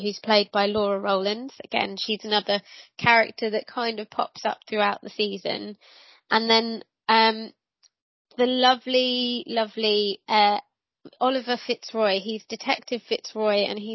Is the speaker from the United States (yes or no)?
no; England, United Kingdom; I am English